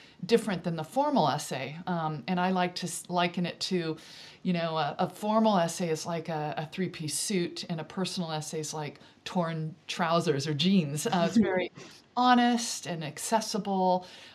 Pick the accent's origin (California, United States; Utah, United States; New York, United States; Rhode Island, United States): California, United States; Central Valley of; moved away as an adult; now in Devon, United Kingdom; I grew up in the Central Valley of California